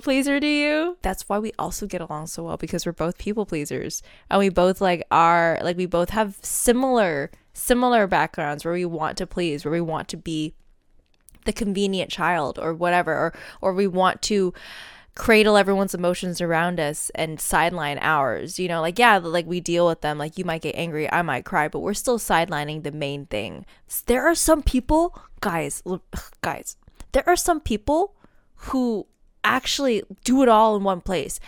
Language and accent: English; United States; now in Seattle, United States; being an American